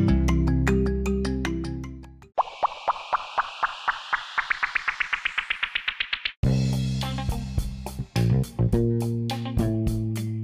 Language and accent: English; Brazil; I'm from Brazil.